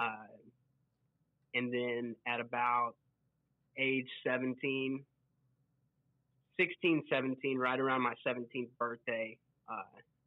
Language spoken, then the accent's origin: English; Waco, Texas, United States; I'm originally from Waco, Texas